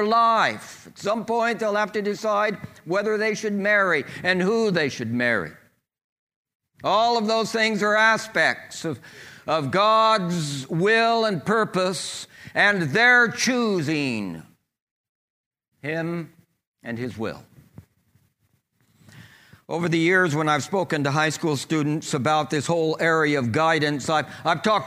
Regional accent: California, United States; We moved back down to my hometown of California

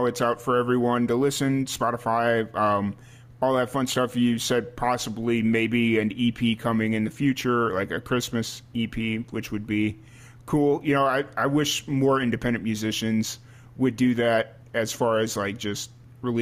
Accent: Chicago suburbs, Illinois, United States; moved away; I was born around Chicago in the suburbs

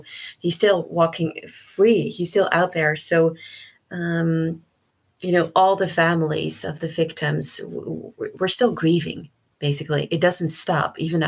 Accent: Netherlands; also born or lived in Suriname; So even though I was born in Suriname, in 1982, my grandpa was murdered in the country due to political reasons. And he was one of 15 people who was killed by this dictator. So we had to move countries. My mom took me and my sister to the Netherlands.

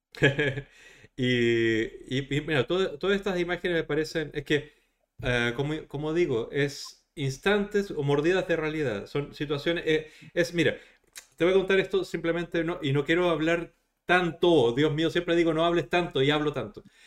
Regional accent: Chile; en mi país, en Chile, está abolida la tauromaquia

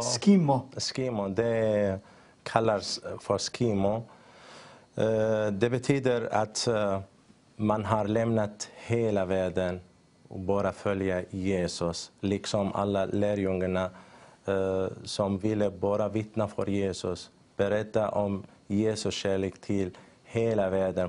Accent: northern Syria, Syria; Swedish is a second language; moved away as an adult; also born or lived in Turkey / Greece; now in Sweden; jag kommer från Syrien. Jag föddes eh, i norra Syrien

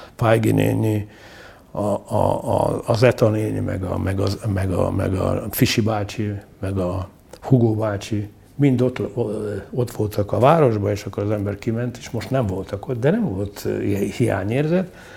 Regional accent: Mukachevo, Zakarpattia Oblast, Ukraine; moved away as an adult; also born or lived in Uzhhorod; now in Budapest, Hungary; itt születtem, itt, itt éltem 29, 29 évet.

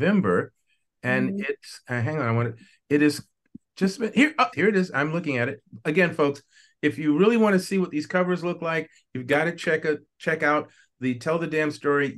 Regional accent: United States; I am the only American in the room

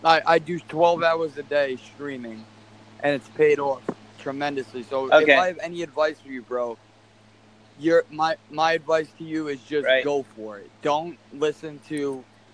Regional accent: Long Island, New York, United States; moved away as an adult; now in Florida, United States; We grew up in Long Island, New York

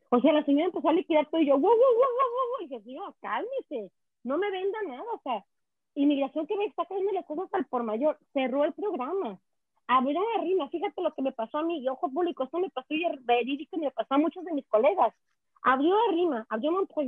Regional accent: Quebec, Canada; Yo amo mi provincia, yo soy canadiense, pero yo tengo Quebec a todo en el corazón.

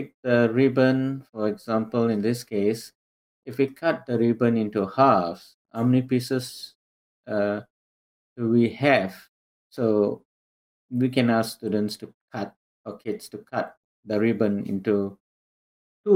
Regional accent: Singapore; moved away as an adult; now in North Carolina, United States; I grew up, I was born and raised in Singapore

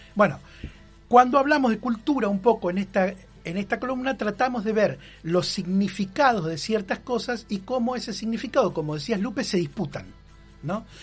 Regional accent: Argentina; somos argentinos

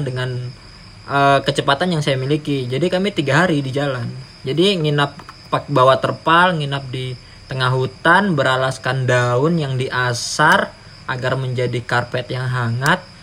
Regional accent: Sorong, Southwest Papua, Indonesia; saya besar di Sorong

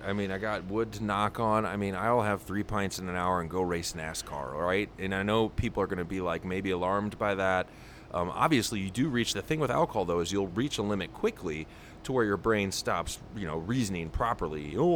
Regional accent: St. Louis, Missouri, United States; where I grew up in St. Louis

